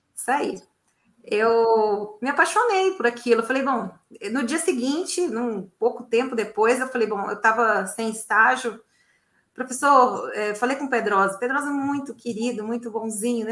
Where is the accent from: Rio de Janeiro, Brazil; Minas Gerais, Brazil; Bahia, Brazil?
Minas Gerais, Brazil; Belo Horizonte; Eu tenho muitos primos, sou de Belo Horizonte.